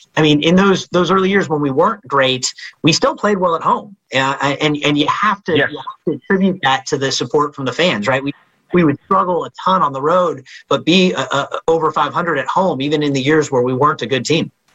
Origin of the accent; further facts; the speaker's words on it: the Bay Area, California, United States; I grew up in the Bay